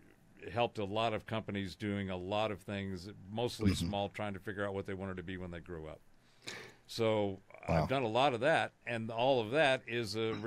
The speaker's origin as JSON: {"language": "English", "region": "California", "country": "United States", "tie": "born or raised there", "said": "I was born in Southern California, so I was mm-hmm. in Southern California in the 70s"}